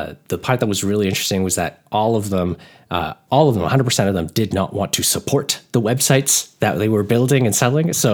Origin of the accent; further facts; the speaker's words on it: Toronto, Ontario, Canada; we're in Canada. So yeah, like the Toronto area.